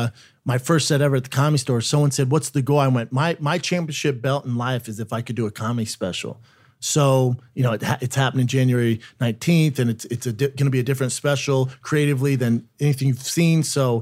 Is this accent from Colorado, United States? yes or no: yes; Aurora, Colorado, United States; In Aurora, Colorado.